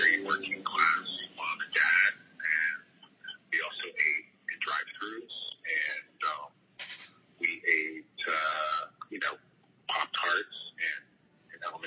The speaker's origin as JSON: {"language": "English", "town": "Atlanta", "region": "Georgia", "country": "United States", "tie": "born or raised there", "said": "I grew up in Atlanta, Georgia"}